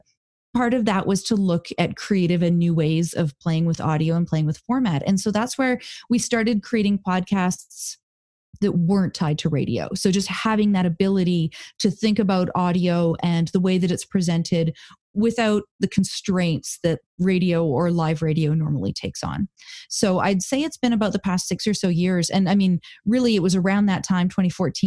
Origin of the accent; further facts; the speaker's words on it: Kamloops, British Columbia, Canada; moved away as an adult; also born or lived in Thailand; I grew up in Kamloops, BC